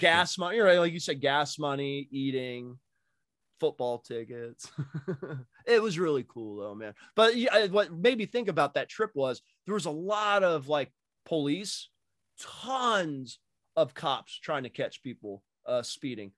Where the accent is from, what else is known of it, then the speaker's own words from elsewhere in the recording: Massachusetts, United States; now in Indiana, United States; I grew up in Mass and we had turnpikes in Mass